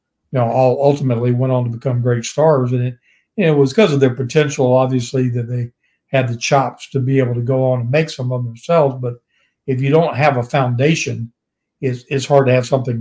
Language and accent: English; Virginia, United States; growing up in Virginia and being just around the regionalized promotions I grew up around